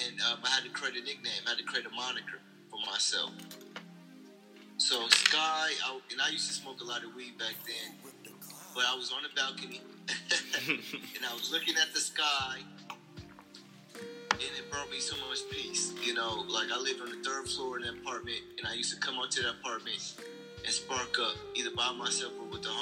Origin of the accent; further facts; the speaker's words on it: Milwaukee, Wisconsin, United States; I'm from Milwaukee. I went to high school here